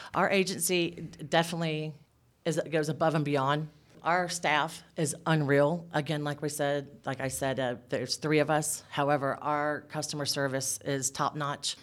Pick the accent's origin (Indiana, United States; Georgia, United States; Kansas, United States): Georgia, United States; south; now in Northeast Georgia, United States; I was actually born and raised in Bonnie, or Georgia